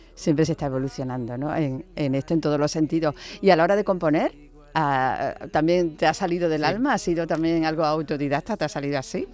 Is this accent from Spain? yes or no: yes; Ubrique, Andalusia, Spain; moved away as an adult; now in Seville, Spain; De Ubrique